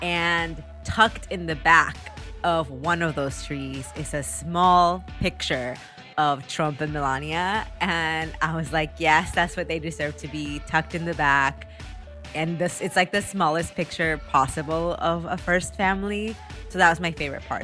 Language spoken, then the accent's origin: English; Taxco, Guerrero, Mexico; moved away; originated from my hometown in Mexico